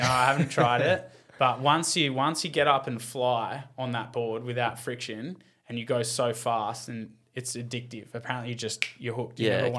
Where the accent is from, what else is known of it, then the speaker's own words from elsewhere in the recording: Tasmania, Australia; Because I was from Tassie, they kind of knew you.